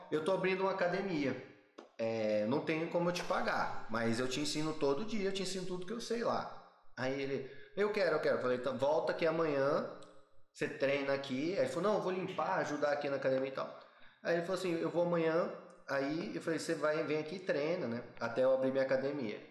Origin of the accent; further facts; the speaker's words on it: Brazil; a gente é brasileiro